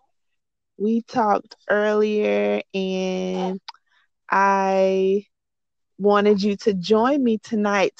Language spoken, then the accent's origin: English; North Florida, United States; moved away as an adult; also born or lived in Jacksonville, Florida; now in Central Florida, United States; I am from North Florida, but my husband and I decided to move to Central Florida